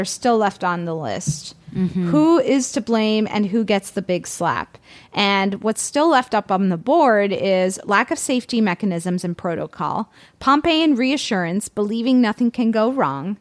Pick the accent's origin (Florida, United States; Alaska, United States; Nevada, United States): Florida, United States; Miami; moved away as an adult; also born or lived in New York; I was from Miami